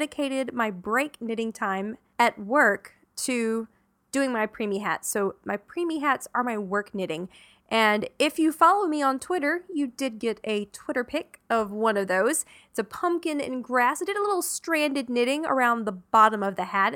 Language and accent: English; the South, Southern United States, United States; born or raised there